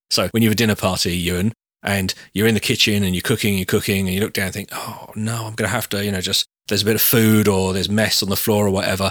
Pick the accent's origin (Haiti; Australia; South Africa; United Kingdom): United Kingdom; we're all British